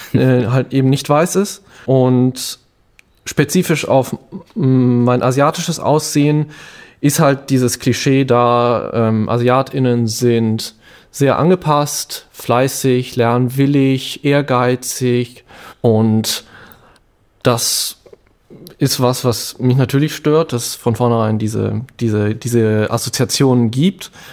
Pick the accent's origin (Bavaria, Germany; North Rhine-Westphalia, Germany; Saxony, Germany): North Rhine-Westphalia, Germany; Bonn; also born or lived in Cologne; ich bin aus dem Rheinland, in Bonn aufgewachsen, in Köln gelebt